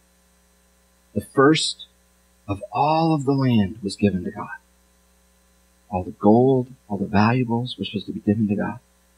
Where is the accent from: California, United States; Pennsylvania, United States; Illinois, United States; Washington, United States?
Washington, United States; I'm from Washington, and so I'm a fan of the Seahawks